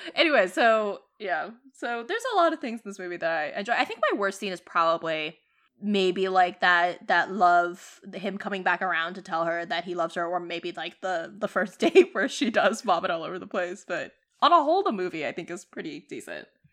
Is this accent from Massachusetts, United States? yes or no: yes; Boston, Massachusetts, United States; us growing up in Boston